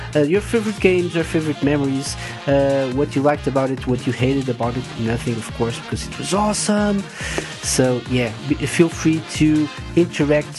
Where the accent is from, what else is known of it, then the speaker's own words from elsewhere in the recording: Portugal; I'm from Portugal